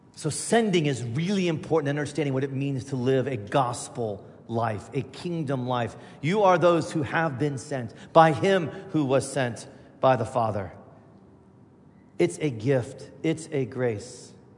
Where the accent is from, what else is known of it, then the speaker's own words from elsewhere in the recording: Indiana, United States; moved away; also born or lived in Chicago; I grew up in Indiana